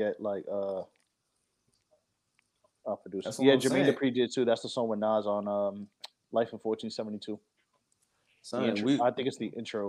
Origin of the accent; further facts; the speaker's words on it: New York, United States; I'm from New York.